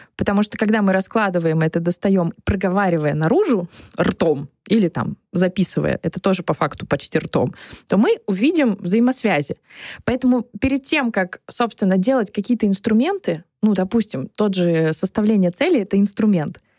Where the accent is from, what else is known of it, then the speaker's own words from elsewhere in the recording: Saint Petersburg, Russia; moved away; also born or lived in Moscow; Я из Петербурга